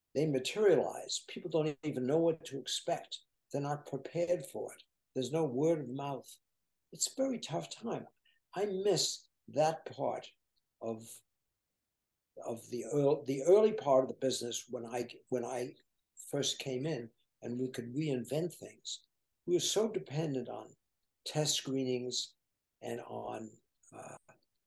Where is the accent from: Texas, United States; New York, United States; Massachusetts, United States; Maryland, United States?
Massachusetts, United States; Martha's Vineyard; I am really from Martha's Vineyard. That's where my family is. And we've owned homes there.